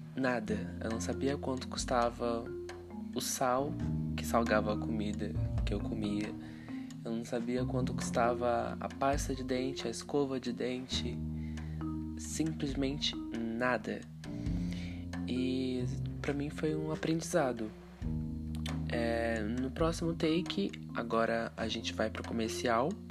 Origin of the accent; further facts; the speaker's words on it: Castanhal, Pará, Brazil; also born or lived in Joinville, Santa Catarina; now in São Paulo, Brazil; eu sou natural do estado do Pará é, nasci lá, me criei lá, numa cidadezinha chamada Castanhal, Pará